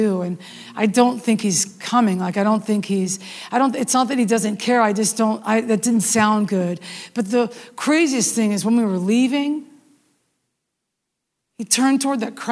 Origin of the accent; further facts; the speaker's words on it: West Coast, United States; now in the South, United States; I live in the South and I'm from the West Coast.